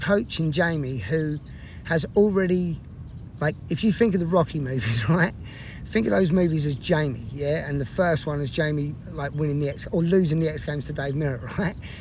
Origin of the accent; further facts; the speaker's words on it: England, United Kingdom; now in United States; every English person back in England